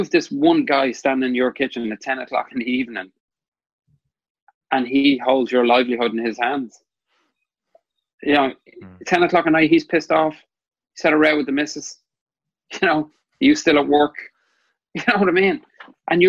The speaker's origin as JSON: {"language": "English", "country": "Ireland", "moved": "yes", "lives_now": "New York City, United States", "said": "we are Irish and we're in America"}